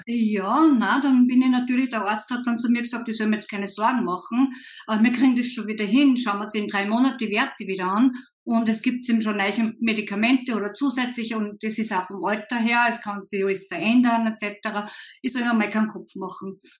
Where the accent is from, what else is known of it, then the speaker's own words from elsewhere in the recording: Upper Austria, Austria; komme aus Oberösterreich